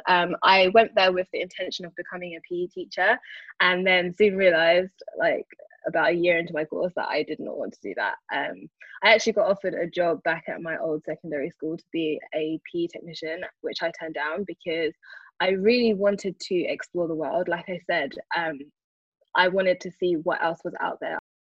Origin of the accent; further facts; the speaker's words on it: London, United Kingdom; I grew up in Brixton, born and raised, um, although I currently live in Northwest London now